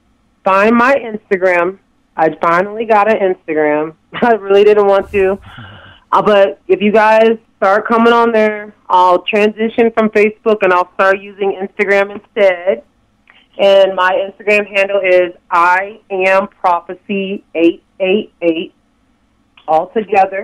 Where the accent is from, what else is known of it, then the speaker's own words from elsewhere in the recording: the North, United States; I am from the North.